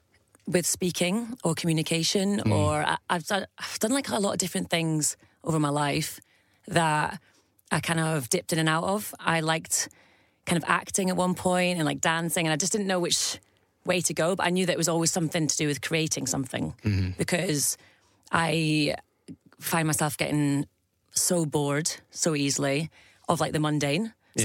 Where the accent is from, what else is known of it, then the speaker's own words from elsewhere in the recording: Scotland, United Kingdom; also born or lived in Staffordshire; So we moved up to Scotland very early on, moved to the borders, went to school there.